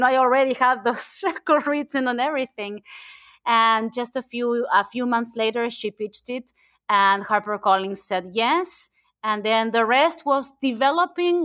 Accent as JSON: {"language": "English", "country": "Argentina", "second_language": "English", "moved": "as an adult", "said": "I am from Argentina, I am an immigrant."}